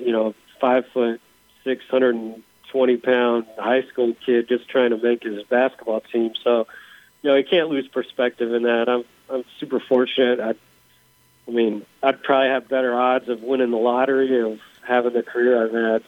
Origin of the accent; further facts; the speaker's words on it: Seattle, Washington, United States; moved away as an adult; also born or lived in Indiana; I grew up in Seattle. I, you know, I come out to Indiana to go to college